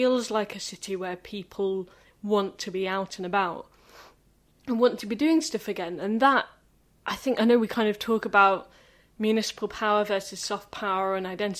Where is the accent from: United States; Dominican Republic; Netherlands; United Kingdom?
United Kingdom; as a Brit who's not got a car